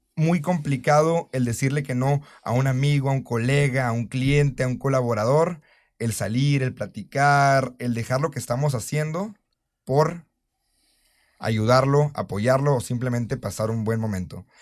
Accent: Mexico

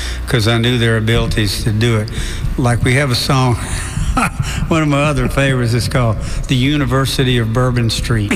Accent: Gulf Coast, Alabama, United States; moved away; also born or lived in Florida / Sag Harbor, New York; where I grew up on the Gulf Coast

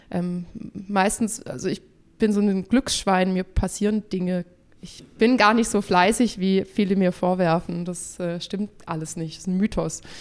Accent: Ravensburg, Baden-Württemberg, Germany; born there; ich komme gebürtig aus Ravensburg, das ist Oberschwaben, so ein ganz nettes Städtchen, da sieht man die Alpen und alles ist gut.

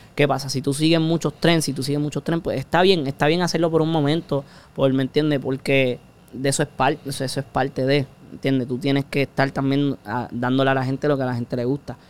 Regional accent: Puerto Rico; No somos de Puerto Rico si no decimos puñeta

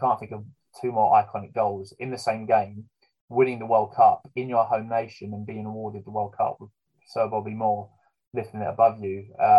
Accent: England, United Kingdom; But how could I not, as an Englishman, want to be Jeff Hurst at the World Cup final?

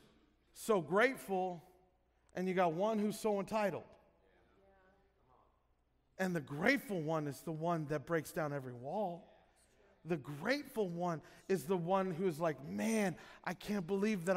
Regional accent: Illinois, United States; moved away; where we grew up in Illinois

